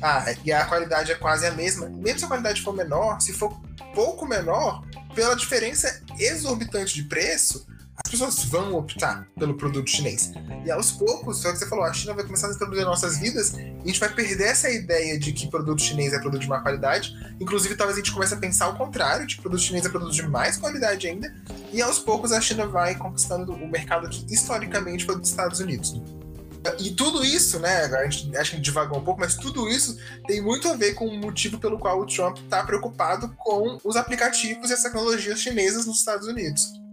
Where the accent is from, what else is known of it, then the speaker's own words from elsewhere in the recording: Brazil; a gente é brasileiro, eu nunca vi neve na minha vida, né? Eu nunca passei o Natal fora do Brasil.